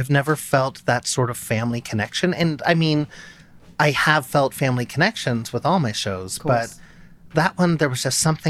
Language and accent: English; San Diego, California, United States; now in New York, United States; I'm from San Diego